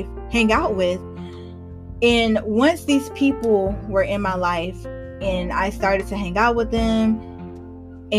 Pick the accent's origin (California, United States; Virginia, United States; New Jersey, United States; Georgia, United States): Georgia, United States; moved away as an adult; also born or lived in Charlotte, North Carolina; I love Georgia, grew up here, went to college here